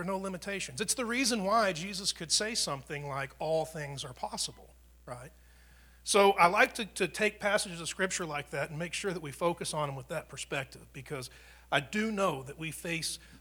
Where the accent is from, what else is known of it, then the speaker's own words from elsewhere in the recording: United States; I grew up in America and I'm white, or my mom and dad were Christians